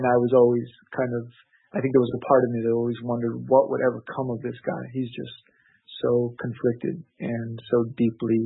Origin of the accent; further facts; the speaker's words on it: Los Angeles, California, United States; also born or lived in Orange County; growing up in the Los Angeles area